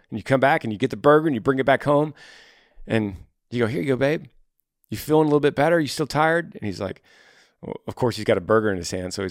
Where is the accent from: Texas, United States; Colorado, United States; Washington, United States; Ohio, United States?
Texas, United States; now in Maryland, United States; My husband is in the military. We're currently stationed in Maryland, 24 hours from my home state of Texas.